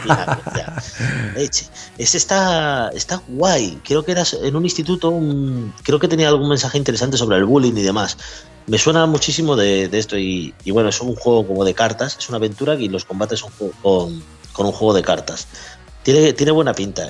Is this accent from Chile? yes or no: no; Spain; Yo soy español, español